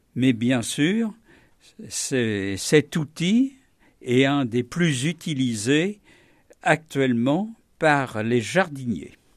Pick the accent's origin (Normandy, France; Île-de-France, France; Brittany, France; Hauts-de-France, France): Normandy, France; en tant que bon Normand